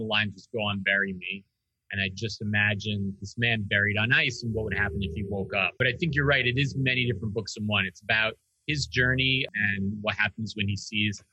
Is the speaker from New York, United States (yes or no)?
yes; New York City, New York, United States; I grew up in New York City, not in Manhattan